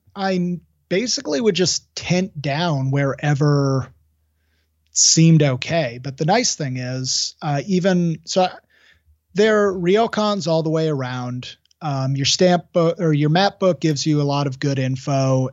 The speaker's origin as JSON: {"language": "English", "town": "Seattle", "region": "Washington", "country": "United States", "said": "I would say Seattle"}